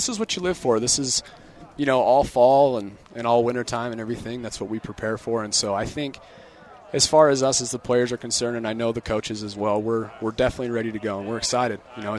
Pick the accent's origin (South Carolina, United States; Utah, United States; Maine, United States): Utah, United States; Cache Valley; I grew up in Utah. I grew up in the Cache Valley area.